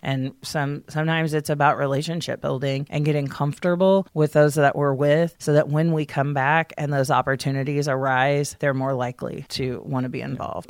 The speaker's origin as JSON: {"language": "English", "town": "Columbus", "region": "Indiana", "country": "United States", "tie": "born or raised there", "also_born_or_lived": "Hayden, Indiana", "said": "We both grew up pretty much in Columbus."}